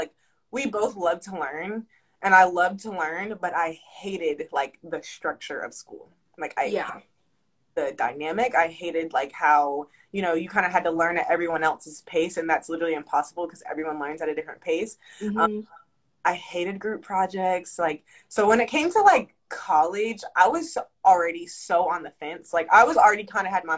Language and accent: English; Charlotte, North Carolina, United States; moved away as an adult; now in Atlanta, United States; I moved back to North Carolina from Atlanta, where I stay now